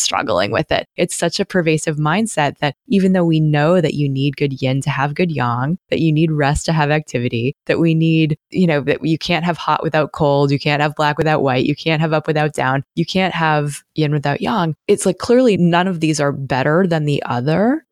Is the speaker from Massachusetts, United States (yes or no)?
yes; Massachusetts, United States; moved away as an adult; also born or lived in Connecticut / Portland, Oregon / Albuquerque, New Mexico; now in Corvallis, United States; I'm from Massachusetts